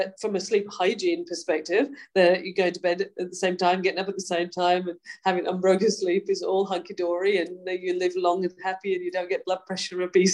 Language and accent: English; Yorkshire and the Humber, United Kingdom; moved away as an adult; now in Australia; I was brought up in Yorkshire.